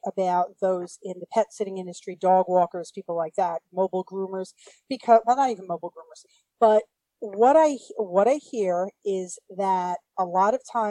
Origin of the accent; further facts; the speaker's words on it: New York City, New York, United States; now in New Jersey, United States; And I'm originally from Brooklyn, I will say.